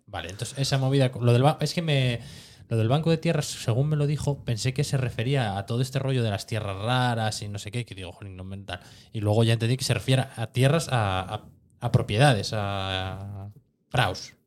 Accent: Cerredo, Asturias, Spain; yo como nací eh, y viví en Cerredo siempre

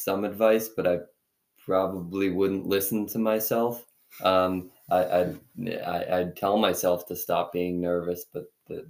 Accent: Dalton, Massachusetts, United States; I'm from Dalton, Massachusetts.

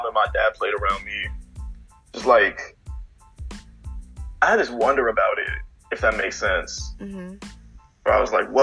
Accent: Arlington, Texas, United States; I'm from Arlington, Texas

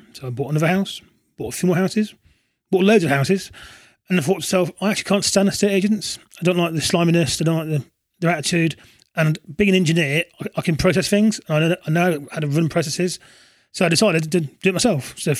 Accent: Coventry, West Midlands, United Kingdom; I grew up in Coventry

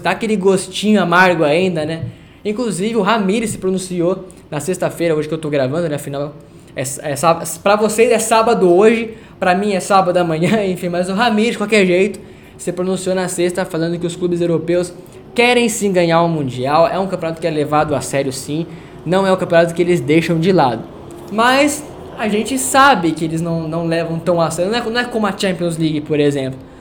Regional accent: Brazil; a gente é brasileiro

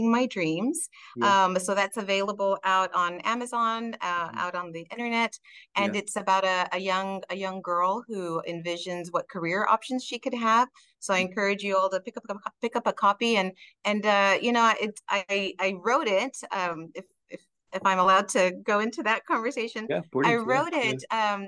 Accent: Texas, United States; first language Spanish; English is a second language; also born or lived in Mexico (parents' origin); I was born in North US, but was raised here in Texas.

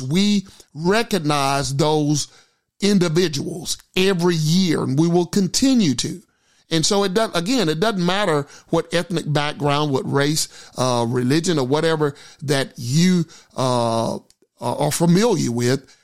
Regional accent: Gilmer, Texas, United States; the church which I grew up in. Valleyview Baptist Church, Gilmer, Texas

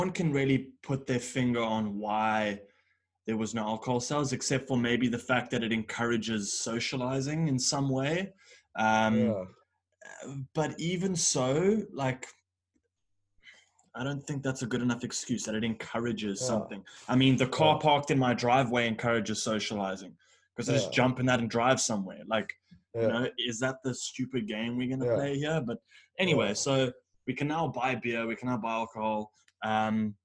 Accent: South Africa; As a South African

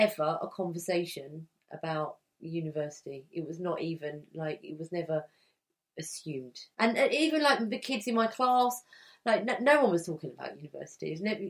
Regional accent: Essex, East of England, United Kingdom; When I left school, it was 1988. So I grew up in Essex

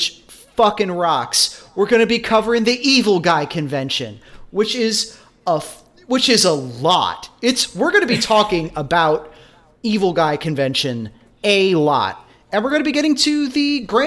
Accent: United States; accent: American; my American accent

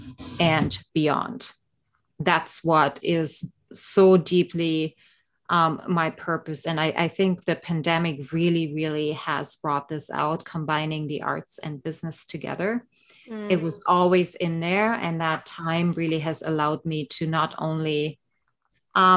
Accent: East Germany, Germany; moved away; I grew up actually in East Germany behind the Iron Curtain in the 70s and 80s.

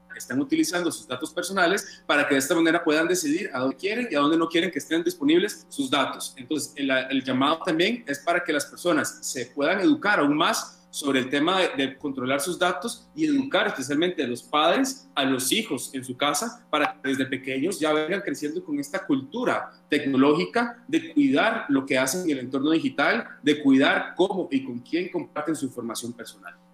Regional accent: Costa Rica

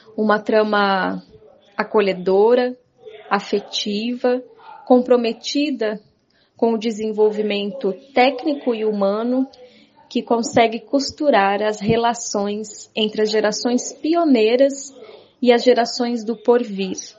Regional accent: Florianópolis, Santa Catarina, Brazil; sou de Florianópolis, Santa Catarina

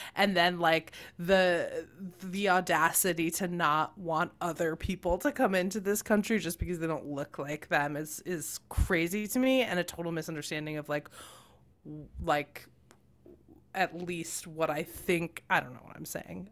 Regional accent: United States

